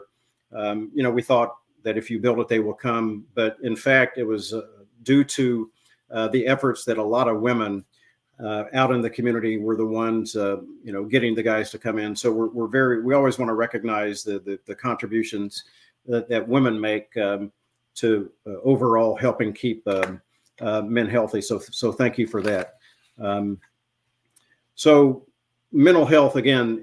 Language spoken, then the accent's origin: English; New Castle, Indiana, United States; now in Cleveland, United States; I grew up in Newcastle, Indiana